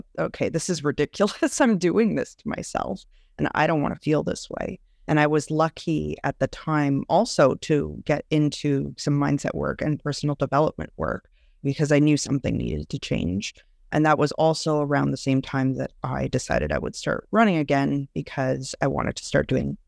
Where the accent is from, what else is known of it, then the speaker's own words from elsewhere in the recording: Montreal, Quebec, Canada; now in Ontario, Canada; I am originally from Montreal, actually, but have moved out to a smaller town in Ontario.